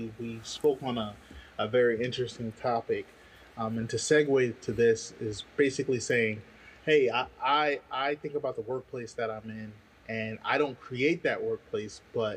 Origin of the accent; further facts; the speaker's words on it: New Jersey, United States; I'm from New Jersey